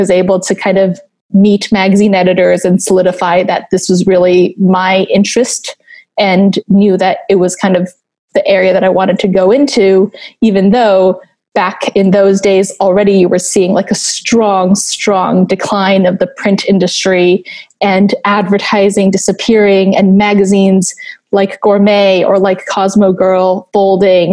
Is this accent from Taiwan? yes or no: yes; Taiwan; moved away as an adult; I grew up in Taiwan.